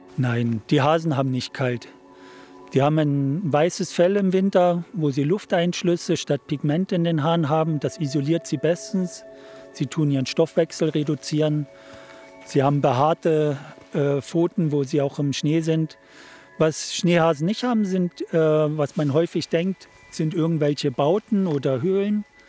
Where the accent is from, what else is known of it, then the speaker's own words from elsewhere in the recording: Hoyerswerda, Saxony, Germany; also born or lived in Munich, Germany; now in Switzerland; als ich aus Hoyerswerda weggegangen bin, bin ich ja nach München gegangen